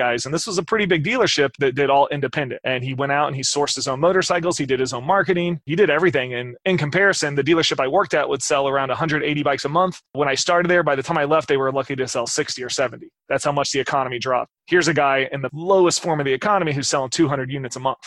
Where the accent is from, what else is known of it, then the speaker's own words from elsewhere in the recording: Midwest, United States; I grew up in the Midwest